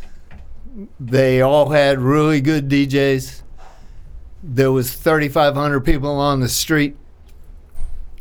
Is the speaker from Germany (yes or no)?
no; Florida, United States; moved away; I'm from Florida